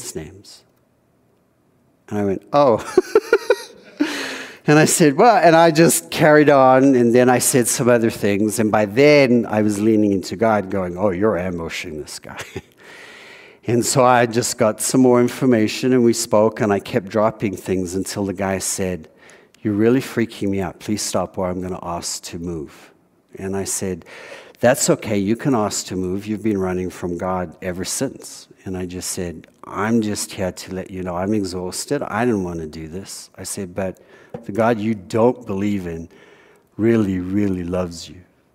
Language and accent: English; South Africa; moved away; Growing up in South Africa